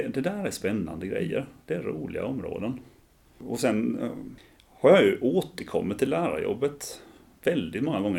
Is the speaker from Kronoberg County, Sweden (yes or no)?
yes; Ljungby, Kronoberg County, Sweden; Jag är uppvuxen här i Ljungby